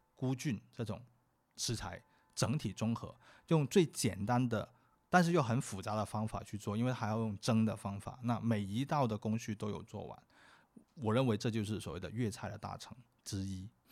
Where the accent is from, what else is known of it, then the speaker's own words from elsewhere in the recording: Guangzhou, Guangdong, China; 我们广州人很懒，叫什么都叫饼